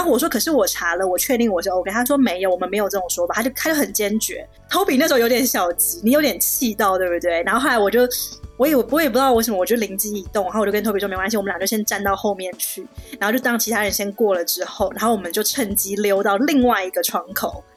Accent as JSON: {"language": "Chinese", "country": "Taiwan", "moved": "yes", "lives_now": "Shanghai, China", "said": "像我们台湾人就很客气"}